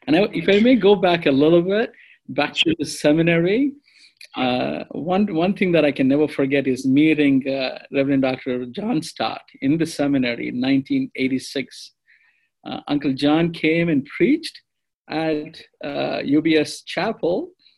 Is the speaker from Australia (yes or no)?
no; India; first language te; English is a second language; And my mother tongue is Telugu.